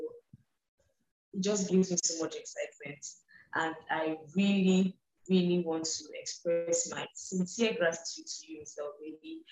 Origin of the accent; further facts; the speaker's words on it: eastern Nigeria, Anambra, Nigeria; I was born in the West, grew up in the East, still in the East, eastern part of Nigeria, and have little affiliation with the North